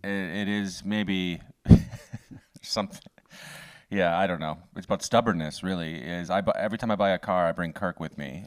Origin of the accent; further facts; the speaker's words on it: Canada; being a Canadian